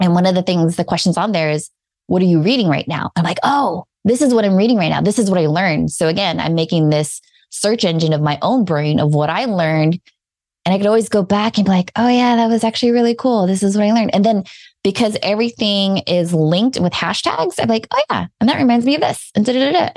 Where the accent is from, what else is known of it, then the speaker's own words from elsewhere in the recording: Philippines; I'm Filipino